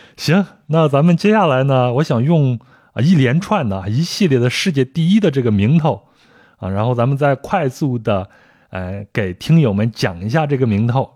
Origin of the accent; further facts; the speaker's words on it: China; 我小时候生活在农村